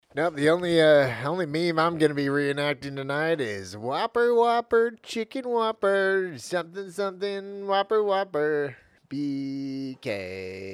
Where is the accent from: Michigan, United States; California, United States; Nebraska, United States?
California, United States; Los Gatos; I grew up on Los Gatos, uh, border, uh, in my early childhood.